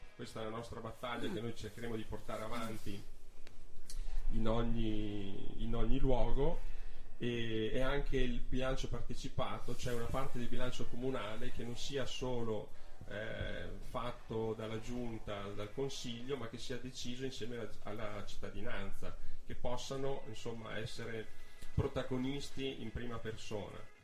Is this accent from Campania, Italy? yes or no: no; Milan, Lombardy, Italy; now in Trento, Italy; sono nato a Milano, quindi non sono trentino di nascita, ma ci vivo da una quindicina d'anni.